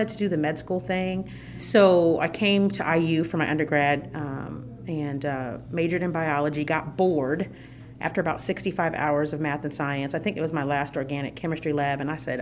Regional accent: Fort Wayne, Indiana, United States; I'm a native of the state of Indiana. I was born in Fort Wayne, Indiana

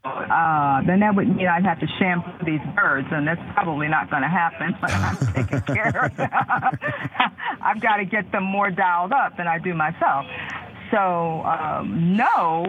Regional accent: Chicago, Illinois, United States; moved away as an adult; now in Nashville, United States; When I grew up in Chicago

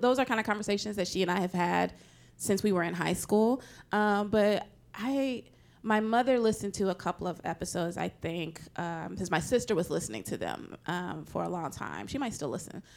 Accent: Nashville, Tennessee, United States; I'm from Nashville, Tennessee

